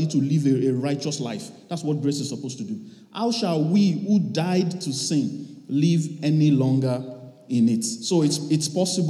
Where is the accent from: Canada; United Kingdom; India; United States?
Canada; I'm a Canadian